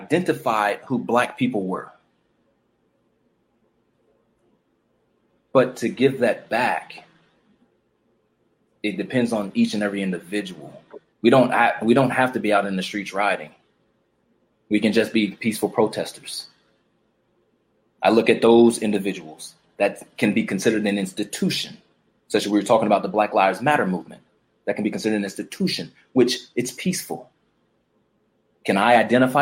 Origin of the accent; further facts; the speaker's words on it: Chicago, Illinois, United States; I grew up in the streets of Chicago. I grew up in Chicago.